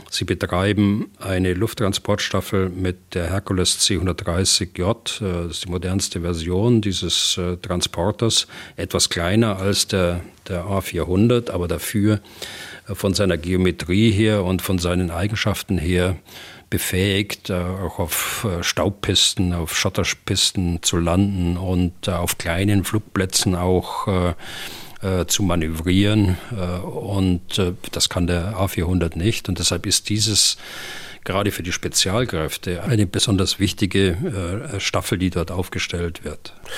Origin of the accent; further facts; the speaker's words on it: Germany; bei uns in Deutschland